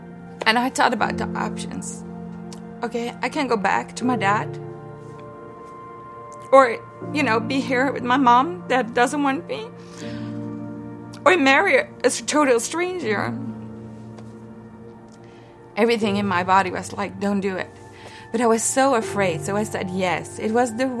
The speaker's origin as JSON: {"language": "English", "country": "Netherlands", "tie": "born or raised there", "said": "I was born in the Netherlands, and I was raised in a very Christian family"}